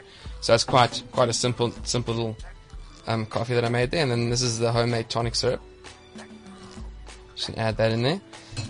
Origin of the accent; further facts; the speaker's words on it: South Africa; because I'm from South Africa